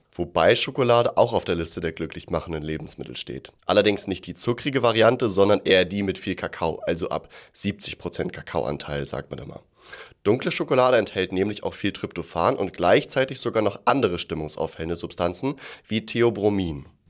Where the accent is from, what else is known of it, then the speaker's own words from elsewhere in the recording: Germany; bei uns in Deutschland